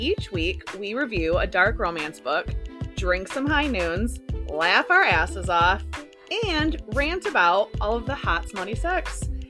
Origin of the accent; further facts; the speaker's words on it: Michigan, United States; we're from Michigan